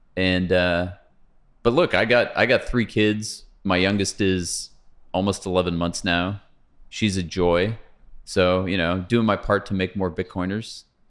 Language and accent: English; Pasadena, California, United States; I grew up in Pasadena, okay, which is fifteen miles from here